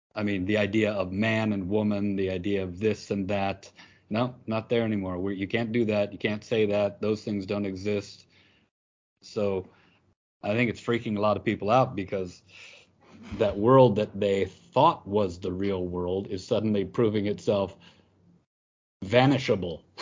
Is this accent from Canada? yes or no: no; United States; moved away; as an American, I was often coming into class